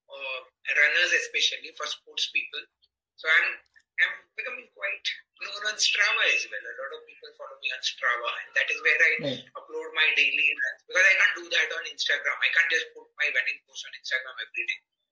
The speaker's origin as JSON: {"language": "English", "town": "Mumbai", "region": "Maharashtra", "country": "India", "tie": "born or raised there", "said": "we grew up in the 75 and 80s, you know, in the 80s, Mumbai, I come from Mumbai"}